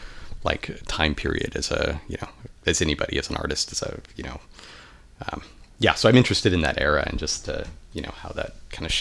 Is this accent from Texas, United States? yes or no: no; El Cajon, California, United States; moved away as an adult; also born or lived in England / Santa Barbara; now in San Francisco, United States; So I grew up in El Cajon, which is East County in San Diego. And I lived there for most of my early life. I lived for a year in England.